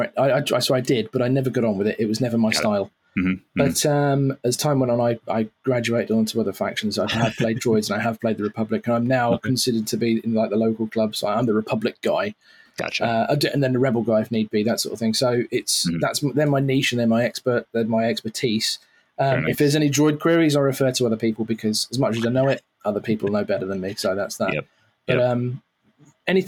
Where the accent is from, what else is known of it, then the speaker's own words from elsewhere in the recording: United Kingdom; also born or lived in Cambridge; by my accent, you can tell I'm not from the States. I'm from the UK.